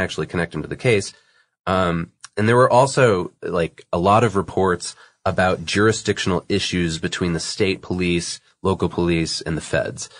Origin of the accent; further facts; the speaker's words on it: Massachusetts, United States; also born or lived in New Hampshire; the neck of the woods that I grew up in, which is, uh, you know, I'm from Massachusetts